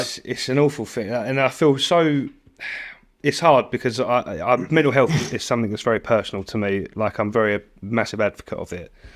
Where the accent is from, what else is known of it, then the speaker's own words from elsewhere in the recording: United Kingdom; I'm British born and bred